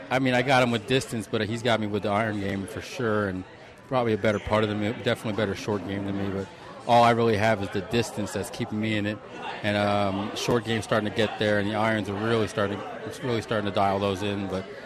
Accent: New York, United States; now in Las Vegas, United States; my father's Italian. So, growing up in New York

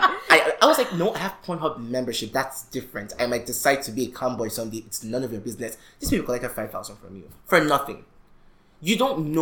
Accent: Nigeria; we as young Nigerian males

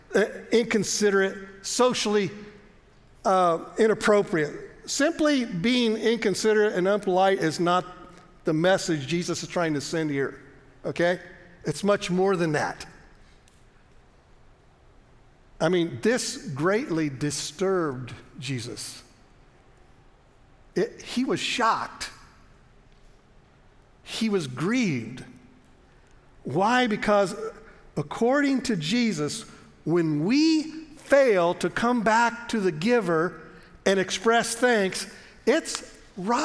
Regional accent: United States; we grew up in America and we're taught this

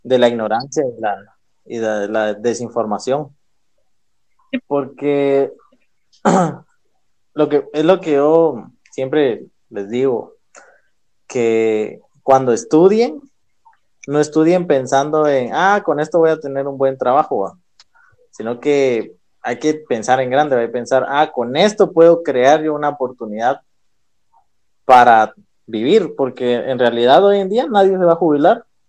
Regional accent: Guatemala; Como guatemaltecos

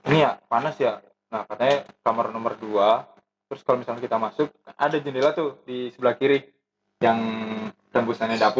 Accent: Indonesia; accent: Javanese; maaf maaf kalau bahasa Jawa eh kalau bahasa Indonesia gue terlalu logat bahasa Jawa gitu medok gitu

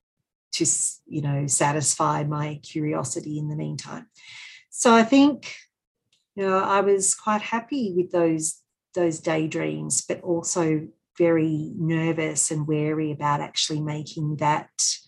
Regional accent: Sydney, New South Wales, Australia; born there; because I was born in Sydney, whenever I went to Sydney

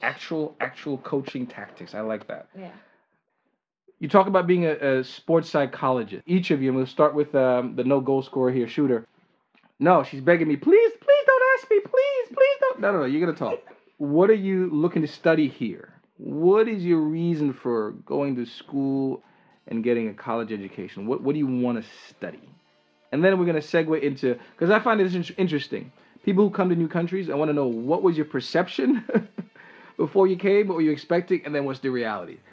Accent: New York, United States; moved away as an adult; also born or lived in St. Vincent; now in Raleigh, United States; I was born in St. Vincent, grew up more or less in Brooklyn, New York

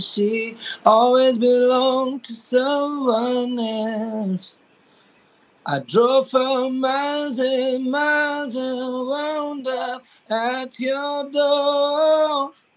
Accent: Lucknow, Uttar Pradesh, India; I really had to come back to Lucknow to like to my hometown again

